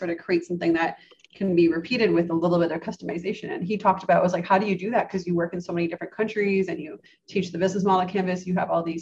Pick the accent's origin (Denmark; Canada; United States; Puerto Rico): Canada; I grew up in Canada